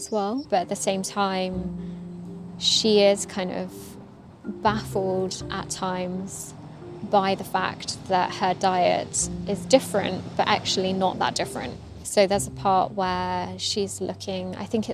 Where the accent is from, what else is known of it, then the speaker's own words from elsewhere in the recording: England, United Kingdom; growing up in England, Buddhism was always associated with spiritualism